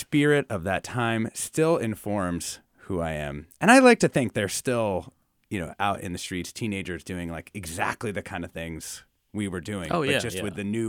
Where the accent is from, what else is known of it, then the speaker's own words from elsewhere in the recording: Philadelphia, Pennsylvania, United States; reminds me so much of my own teen years growing up in West Philadelphia in the mid and late 1980s.